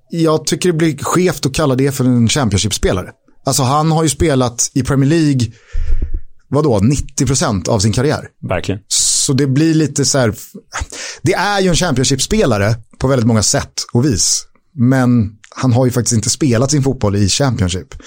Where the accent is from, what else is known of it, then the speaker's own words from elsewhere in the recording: Täby, Stockholm County, Sweden; jag kommer från Täby.